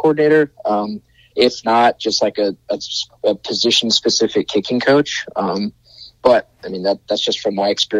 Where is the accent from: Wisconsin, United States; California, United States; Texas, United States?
Texas, United States; my hometown in Texas